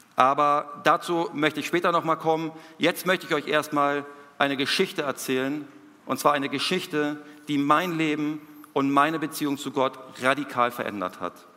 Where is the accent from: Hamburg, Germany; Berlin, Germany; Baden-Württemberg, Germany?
Hamburg, Germany; moved away as an adult; now in Peru; hier zu sein, in Hamburg, in meiner Heimatstadt